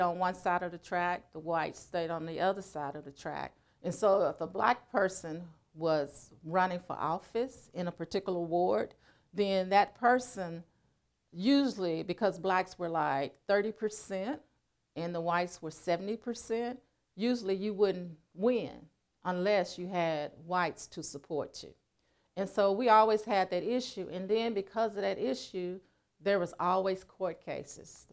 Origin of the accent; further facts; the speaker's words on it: Helena-West Helena, Arkansas, United States; my hometown, Helena, West Helena, Arkansas